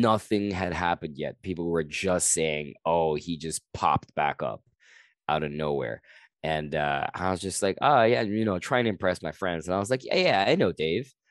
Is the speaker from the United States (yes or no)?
no; Guyana; now in Canada; I'm from Guyana